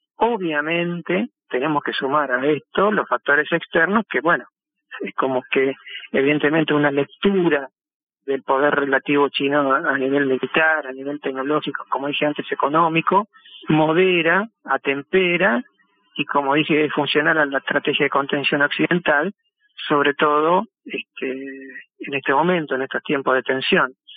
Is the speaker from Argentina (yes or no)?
yes; Argentina